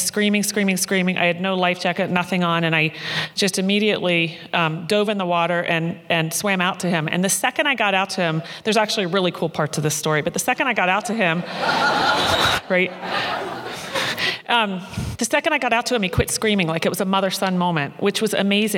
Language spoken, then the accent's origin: English; Maryland, United States; moved away; I grew up in Maryland